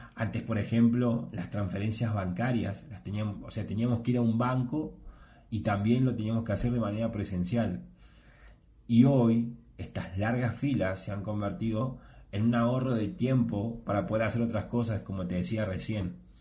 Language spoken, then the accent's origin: Spanish; Argentina; yo soy de Argentina